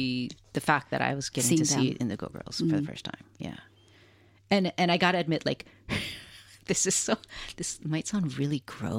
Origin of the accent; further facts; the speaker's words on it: Hilo, Hawaii, United States; I had never thought, being born and raised in Hawaii, mm-hmm. and also in Hilo, Hawaii, I had never thought I would ever see any of my favorite artists live.